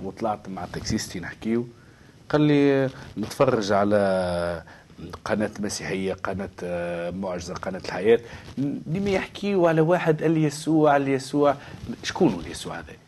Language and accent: Arabic; Tunisia; انا من تونس